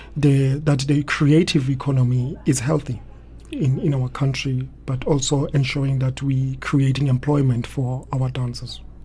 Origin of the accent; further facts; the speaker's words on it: Soweto, Gauteng, South Africa; I was born in Soweto in Orlando East, and I grew up quite close to a hostel